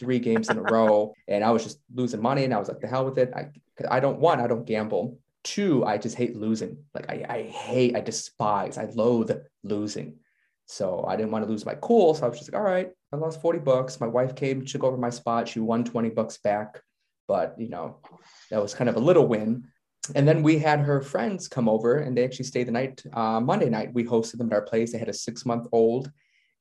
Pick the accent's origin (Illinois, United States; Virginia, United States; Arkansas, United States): Illinois, United States; Chicago; moved away as an adult; now in South Korea; I'm from Chicago